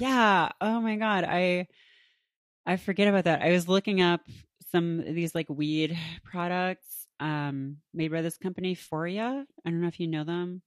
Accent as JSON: {"language": "English", "country": "Canada", "tie": "born or raised there", "moved": "yes", "said": "I grew up in Canada"}